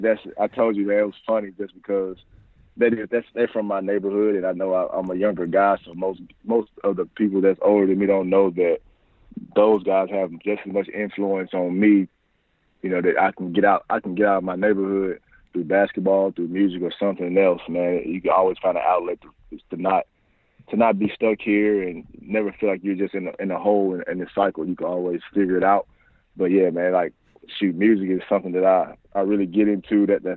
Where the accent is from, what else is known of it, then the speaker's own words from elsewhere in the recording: Memphis, Tennessee, United States; Man, to be honest, man, back in Memphis, man, if people ever recruited that area, lived in that area, been around basketball